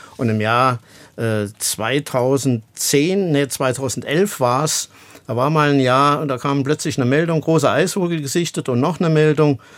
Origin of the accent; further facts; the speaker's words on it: Illingen, Saarland, Germany; in demselben Gebiet, wo ich groß geworden bin